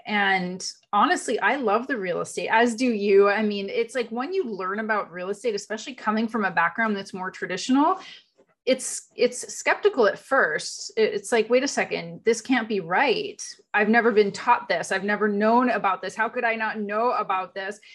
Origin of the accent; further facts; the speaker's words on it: Canada; moved away as an adult; also born or lived in Europe / America; now in United States; So I was in Canada. I was born in Canada